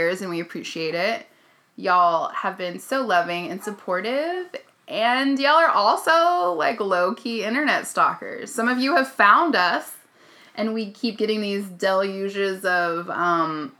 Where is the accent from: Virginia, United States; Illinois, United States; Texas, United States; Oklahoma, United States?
Oklahoma, United States; I grew up in Oklahoma